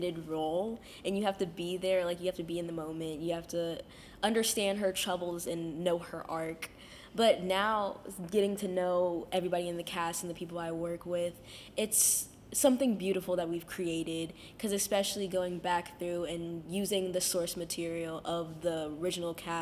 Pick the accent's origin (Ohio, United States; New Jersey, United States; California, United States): Ohio, United States; Cincinnati; born and raised in Cincinnati